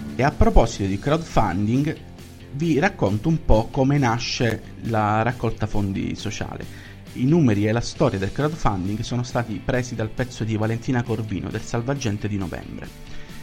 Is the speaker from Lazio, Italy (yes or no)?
yes; Rome, Lazio, Italy; also born or lived in Syria; Io sono nata in Siria e a tre anni sono arrivata qua a Roma.